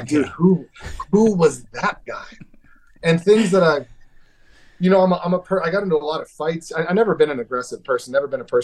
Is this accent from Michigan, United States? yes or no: no; Hermosa Beach, California, United States; also born or lived in Beverly Hills, California; I'm from Hermosa Beach, California